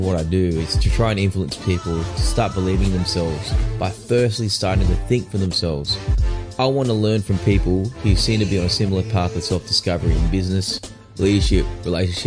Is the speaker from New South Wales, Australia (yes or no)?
yes; Newcastle, New South Wales, Australia; accent: Australian; also born or lived in South Korea; Newcastle, which is my hometown